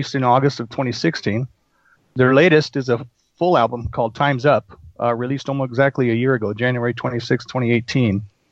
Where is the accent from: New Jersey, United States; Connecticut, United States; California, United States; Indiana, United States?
California, United States; Covina; I was from Covina